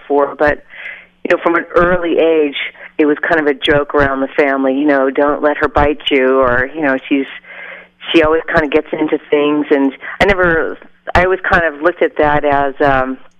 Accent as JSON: {"language": "English", "region": "Southern California", "country": "United States", "lives_now": "Colorado, United States", "said": "I'm from Southern California"}